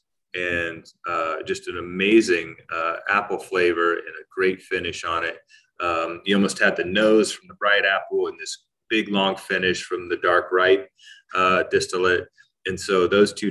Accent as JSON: {"language": "English", "region": "Central Ohio", "country": "United States", "tie": "born or raised there", "said": "I grew up here in Central Ohio, and we had 2.5 acres growing up"}